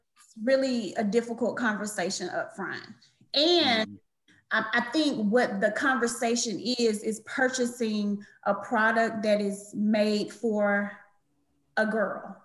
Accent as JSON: {"language": "English", "town": "Atlanta", "region": "Georgia", "country": "United States", "tie": "born or raised there", "said": "I'm born and raised in Atlanta"}